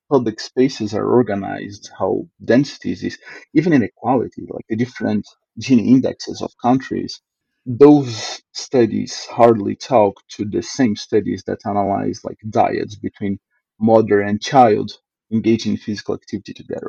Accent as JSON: {"language": "English", "country": "Brazil", "moved": "yes", "lives_now": "Canada", "said": "But after I came from Brazil to Canada and start seeing like how these differences take part into like every level of living"}